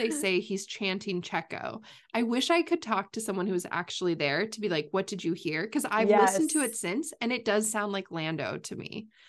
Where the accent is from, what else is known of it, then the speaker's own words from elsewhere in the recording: United States; as an American